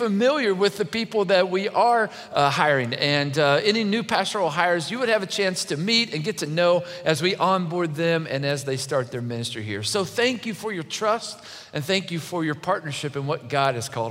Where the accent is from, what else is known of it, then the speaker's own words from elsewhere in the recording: Kentucky, United States; I'm from Kentucky